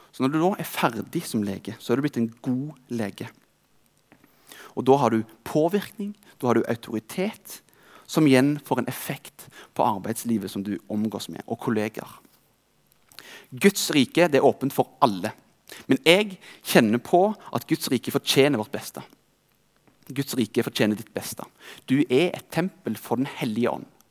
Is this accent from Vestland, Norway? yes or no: no; Rogaland, Norway; I denne tida jobbet jeg som tømrer hjemme i Rogaland